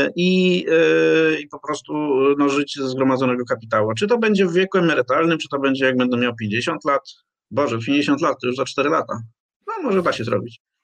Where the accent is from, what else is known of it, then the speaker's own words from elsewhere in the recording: Poznań, Greater Poland, Poland; pochodzę z Poznania, więc mam w sobie dyscyplinę finansową